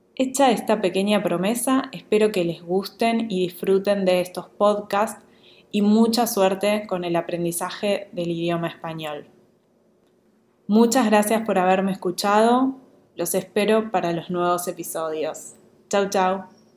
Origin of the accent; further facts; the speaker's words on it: Buenos Aires, Argentina; accent: Rioplatense porteño Argentine Spanish; first language Spanish (Rioplatense); en mi lengua natal, el castellano o español rioplatense, más específicamente español porteño argentino